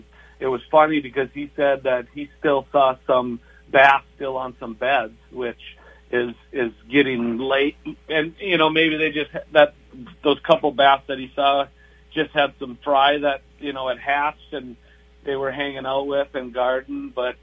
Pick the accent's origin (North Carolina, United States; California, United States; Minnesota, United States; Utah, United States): Minnesota, United States; Red Lake Falls; moved away as an adult; also born or lived in Twin Cities area, Minnesota; now in Lakes Country, Minnesota, United States; growing up in Red Lake Falls on the river and stuff, we did a lot of catfishing and stuff like that. But, you know, moving over here to Lakes Country